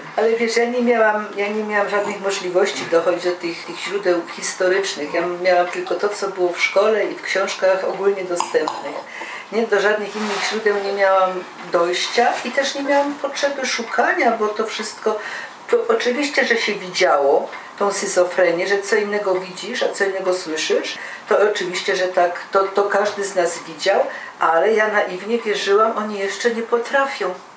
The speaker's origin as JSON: {"language": "Polish", "region": "Silesian Voivodeship", "country": "Poland"}